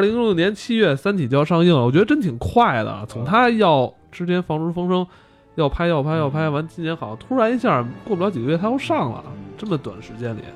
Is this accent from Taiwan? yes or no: no; China; 我们中国人